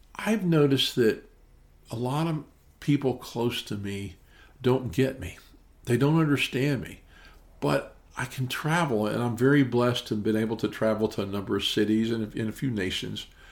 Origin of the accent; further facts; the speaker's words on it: Memphis, Tennessee, United States; I'm actually from Memphis, Tennessee